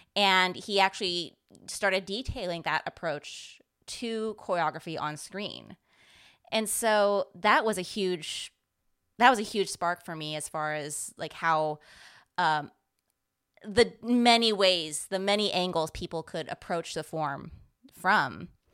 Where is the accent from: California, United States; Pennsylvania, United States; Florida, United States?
California, United States; San Francisco Bay Area; I grew up in the San Francisco Bay Area